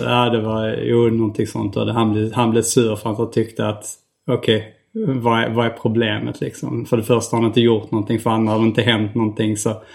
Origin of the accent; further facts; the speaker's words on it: Hjärup, Skåne, Sweden; also born or lived in Staffanstorp; vi kom från ett ställe där det var liksom kuddar